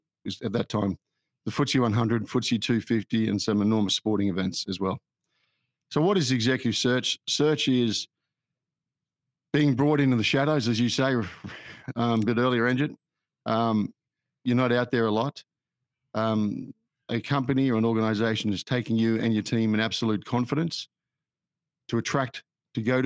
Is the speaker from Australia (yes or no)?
yes; Australia; also born or lived in United Kingdom; I'm an Australian. I'm a very fortunate person. I grew up in Australia